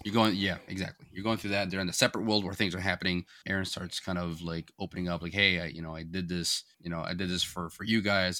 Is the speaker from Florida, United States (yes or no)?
yes; Florida, United States; moved away; growing up in Florida